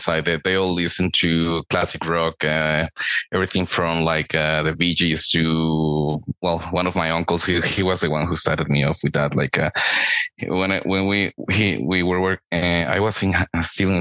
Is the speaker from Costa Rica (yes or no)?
yes; Costa Rica; Born and raised in Costa Rica